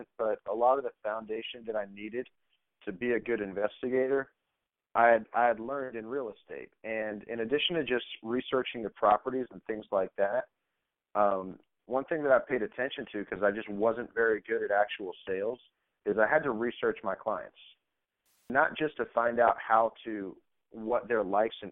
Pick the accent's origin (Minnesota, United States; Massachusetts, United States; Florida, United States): Florida, United States; Tampa; also born or lived in Orlando; I'm a Tampa boy. I'm from South Tampa. I, went to Plant High School, lived in South Tampa or Davis Island pretty much my whole life.